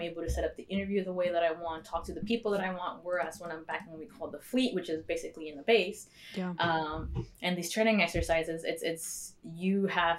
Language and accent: English; Mexico; born there; Usually people say, oh, you joined for citizenship because I was born in Mexico.